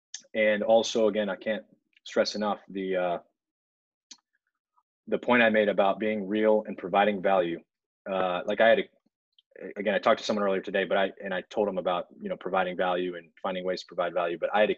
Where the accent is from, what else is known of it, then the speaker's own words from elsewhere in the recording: Italy; born there; also born or lived in everywhere; I was born overseas in Italy, but I've lived everywhere. My dad was military